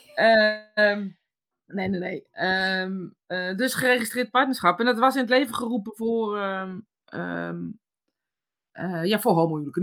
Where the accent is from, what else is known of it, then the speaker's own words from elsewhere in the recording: Netherlands; als Nederlanders